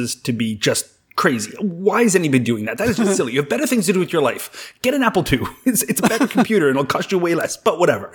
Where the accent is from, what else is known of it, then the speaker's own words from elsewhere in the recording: Canada; I'm from Canada